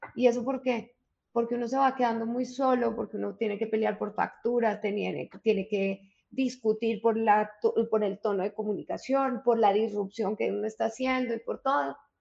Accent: Colombia; now in Bogotá, Colombia; lo que somos los colombianos

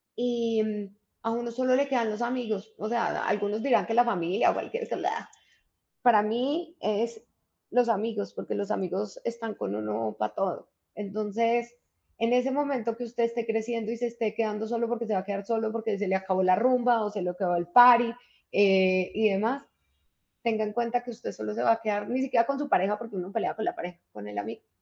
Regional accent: Colombia; now in Bogotá, Colombia; lo que somos los colombianos

